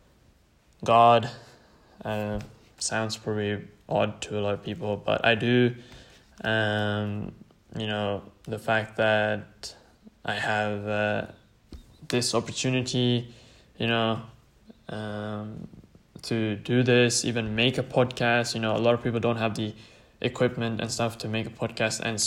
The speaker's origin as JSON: {"language": "English", "town": "Bergen", "region": "Vestland", "country": "Norway", "tie": "born or raised there", "also_born_or_lived": "Sri Lanka (ancestry)", "first_language": "Tamil", "second_language": "English", "moved": "yes", "lives_now": "United Kingdom", "said": "born and raised in Norway, and everything, and my mother tongue, which is Tamil"}